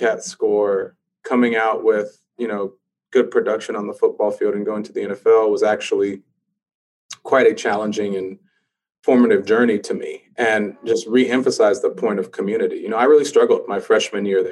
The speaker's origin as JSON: {"language": "English", "region": "California", "country": "United States", "moved": "as an adult", "said": "I'm from Cali"}